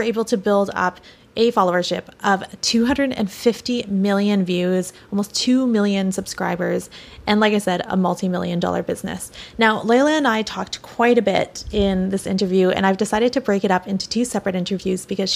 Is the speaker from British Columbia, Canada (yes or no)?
yes; Victoria, British Columbia, Canada; also born or lived in Vancouver, Canada / Santa Monica, Los Angeles, United States; now in Los Angeles, United States; I'm originally from Victoria, British Columbia, Canada, relocated to Vancouver, and I'm currently situated in beautiful Santa Monica in Los Angeles, California